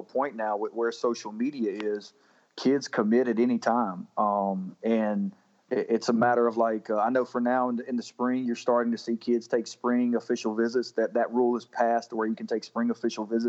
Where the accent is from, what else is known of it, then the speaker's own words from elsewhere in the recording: Fayetteville, North Carolina, United States; I grew up right outside of Fayetteville, and I'd get the Fayetteville Observer